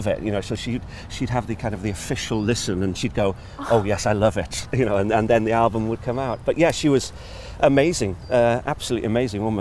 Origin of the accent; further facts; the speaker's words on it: North Wales, United Kingdom; growing up in North Wales